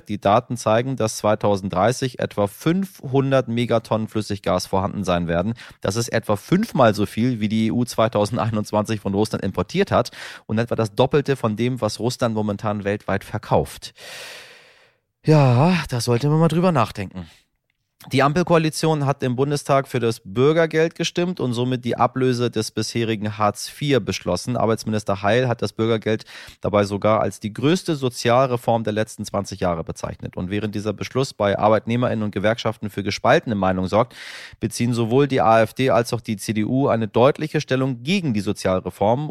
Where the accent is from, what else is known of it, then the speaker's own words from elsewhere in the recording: Northern Germany, Germany; als Norddeutscher